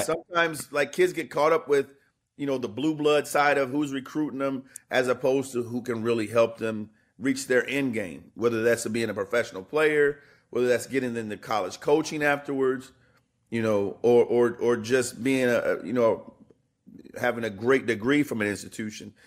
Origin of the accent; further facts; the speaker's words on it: Indiana, United States; moved away; I grew up in Indiana.